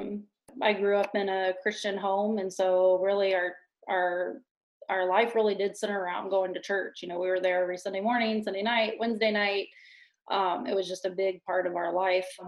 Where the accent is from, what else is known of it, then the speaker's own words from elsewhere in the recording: Pensacola, Florida, United States; moved away as an adult; now in Shelby Township, Michigan, United States; I grew up in Pensacola, Florida, which is a small town